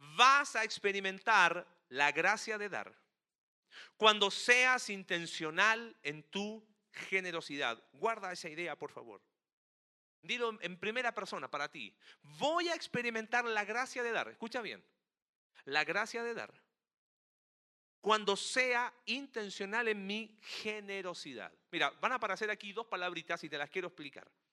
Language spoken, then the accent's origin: Spanish; Chile; Chile, en mi país